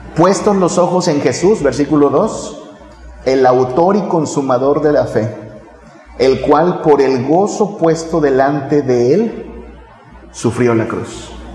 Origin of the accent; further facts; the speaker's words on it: northern Mexico, Mexico; moved away; allá en mi tierra en el norte